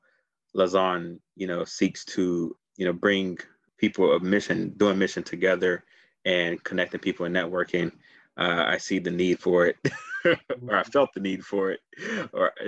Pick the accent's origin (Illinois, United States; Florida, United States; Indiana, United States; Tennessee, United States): Illinois, United States; Alton; moved away as an adult; now in Chicago, United States; I'm originally from a place called Alton, Illinois, about 25,000 people